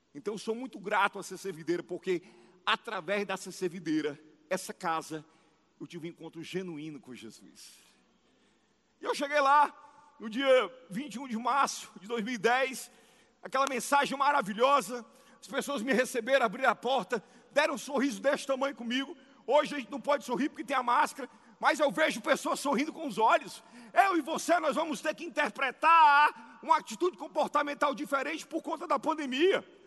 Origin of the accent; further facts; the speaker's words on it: Ceará, Brazil; como um bom cearense